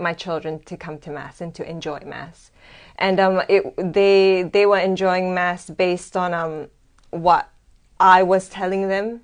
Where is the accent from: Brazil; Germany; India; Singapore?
Singapore; moved away as an adult; also born or lived in Australia; now in Sydney, Australia; originally, I'm from Singapore.